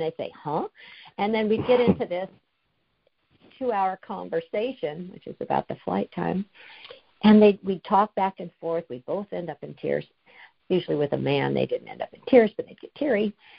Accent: California, United States; now in Washington, United States; I was going to my hometown every month to see my parents. They're in their 90s. And I'd fly from Washington down to California

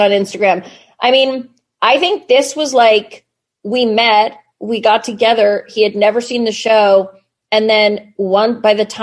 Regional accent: New York, United States; I grew up in New York. We and in Soho

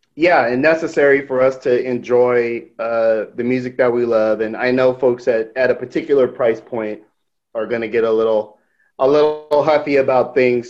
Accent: West Coast, United States; me and Nate are, are, are, West Coast guys

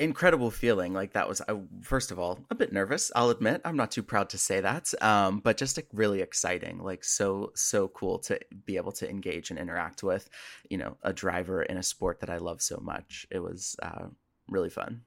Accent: United States; now in Washington, D.C., United States; I am American.

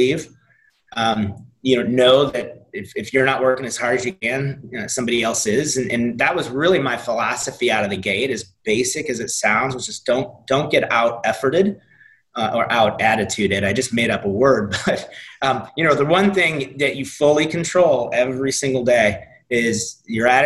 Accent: St. Louis, Missouri, United States; moved away; also born or lived in Nashville / Jacksonville; St. Louis, my hometown

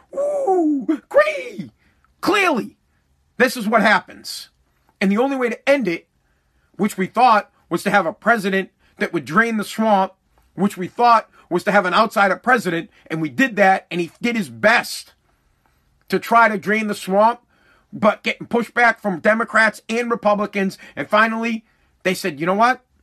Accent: United States; as the American people

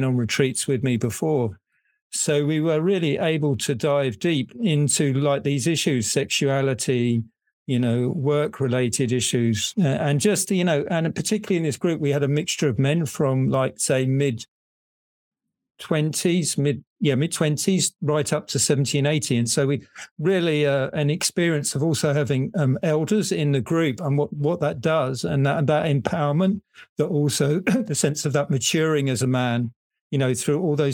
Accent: England, United Kingdom; now in Netherlands; I'm English, I live in the Netherlands

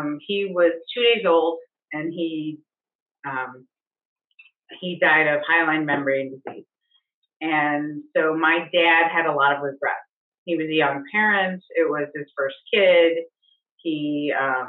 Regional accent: Ohio near Cleveland, United States; moved away as an adult; also born or lived in Alaska; now in Ohio, United States; I'm from Ohio near Cleveland.

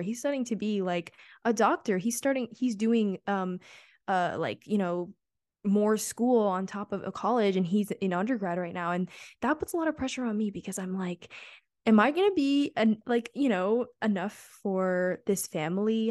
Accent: New York City, New York, United States; moved away as an adult; I'm from New York City

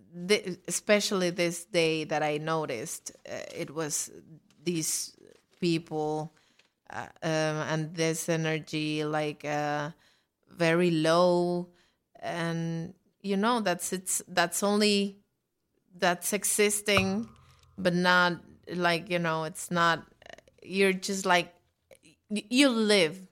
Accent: Mexico; now in New York, United States; I'm from Mexico

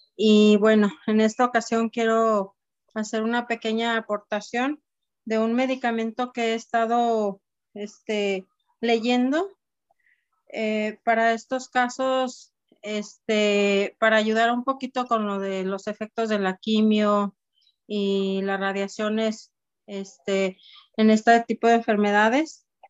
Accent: Guadalajara, Jalisco, Mexico; soy de Guadalajara

